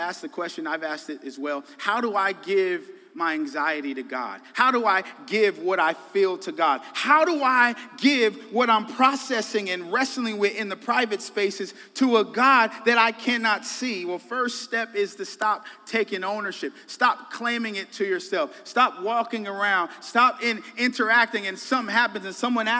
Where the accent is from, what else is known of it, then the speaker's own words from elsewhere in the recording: Colorado, United States; moved away as an adult; also born or lived in Dallas, Texas / Illinois; I'm from Colorado, live some in Texas, Dallas, okay, and California I frequented